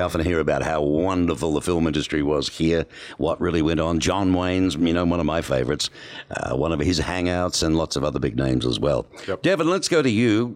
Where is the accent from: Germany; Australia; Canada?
Australia; my pronunciations as an Aussie can be misconstrued